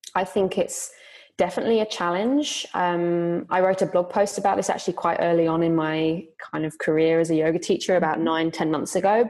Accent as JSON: {"language": "English", "country": "United Kingdom", "moved": "as an adult", "lives_now": "Zurich, Switzerland", "said": "I'm originally from Britain, but I've been living in Zurich, Switzerland for five years."}